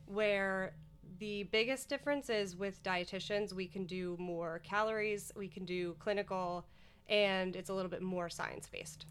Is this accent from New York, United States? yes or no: no; Scranton, Pennsylvania, United States; moved away; I grew up in Scranton, Pennsylvania, and actually went to college out there as well